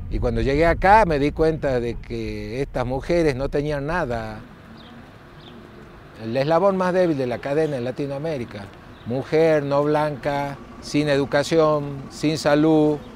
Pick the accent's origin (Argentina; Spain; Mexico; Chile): Argentina; north; born there; A pesar de haber nacido en el norte de Argentina, soy profundamente latinoamericano.